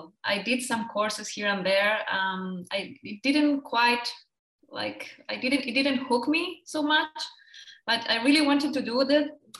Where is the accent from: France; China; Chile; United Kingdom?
Chile; now in Germany; I'm from Chile. I'm from South America.